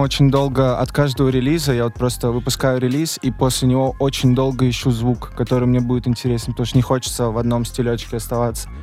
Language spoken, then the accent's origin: Russian; Voronezh, Voronezh Oblast, Russia; now in Moscow, Russia; Воронеж откуда я родом